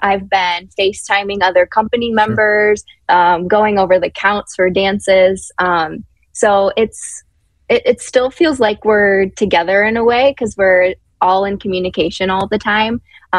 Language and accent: English; Oxford, Michigan, United States; So I'm from the east side. I'm from Oxford, Michigan. So I live about an hour north of Detroit.